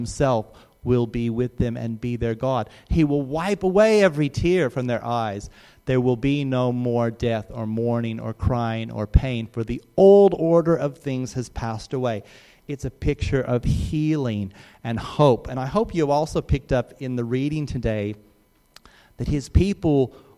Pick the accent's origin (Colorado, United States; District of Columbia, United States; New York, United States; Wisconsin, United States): Colorado, United States; Rocky Mountains; I grew up in the Rocky Mountains, and I used to look out at the Rockies through my front window almost every day of my life